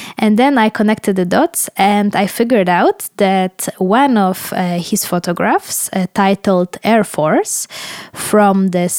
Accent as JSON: {"language": "English", "country": "Ukraine", "said": "I am originally from Ukraine."}